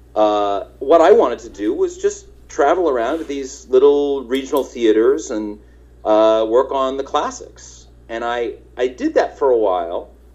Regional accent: Nebraska, United States; moved away as an adult; also born or lived in Kansas; now in Los Angeles, United States; I'm from Nebraska

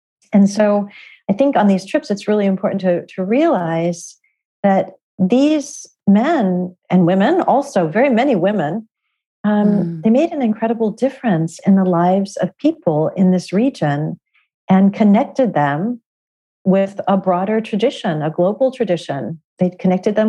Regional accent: California, United States; moved away; Originally growing up in California

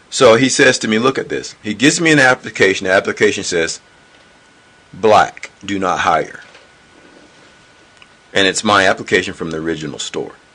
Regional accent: the South, United States; But in my mindset, now mind you, I'm from the South, and I realized something with people

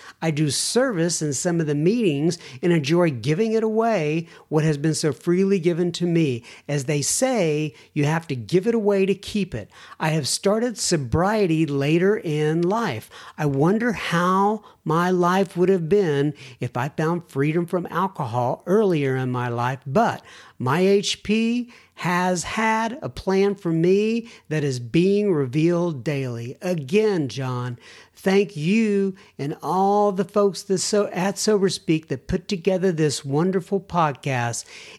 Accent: United States; moved away as an adult; now in Italy; I am an American living in Italy. Been here for 26 years.

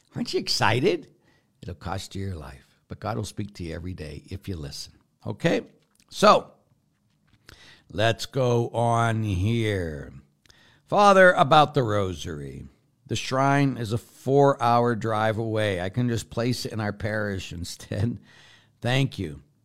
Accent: Pittsburgh, Pennsylvania, United States; moved away; I grew up in Pittsburgh

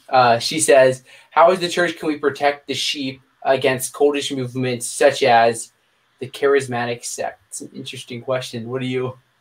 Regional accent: Pennsylvania, United States; now in Virginia, United States; I live in Virginia now, but I was born in Pennsylvania

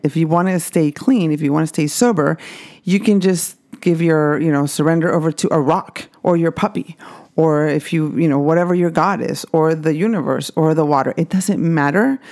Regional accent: Mexico; I grew up Catholic in Mexico

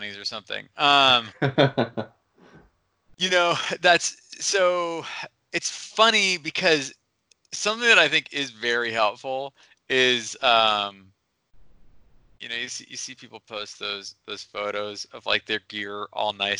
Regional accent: Seattle, Washington, United States; now in Smith Rock, United States; I grew up in Seattle

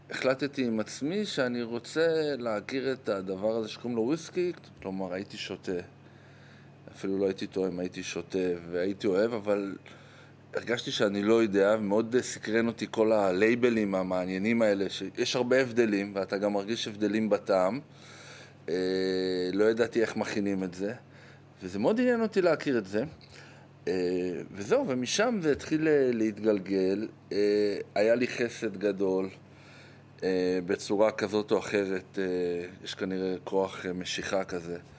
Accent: Jerusalem, Jerusalem District, Israel; also born or lived in Golan Heights / United States / Tel Aviv; אה, נולדתי באמת ברמת הגולן, אחרי זה חזרנו לירושלים, היה לי שנה בארצות הברית, הרבה שנים בתל אביב.

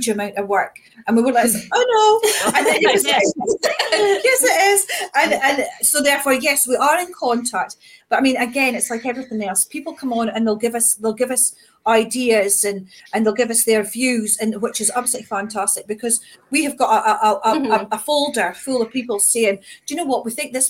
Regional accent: Scotland, United Kingdom; us Scots

